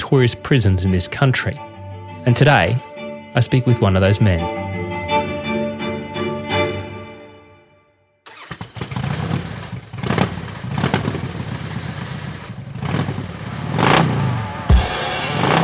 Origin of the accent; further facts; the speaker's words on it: Queensland, Australia; growing up in Queensland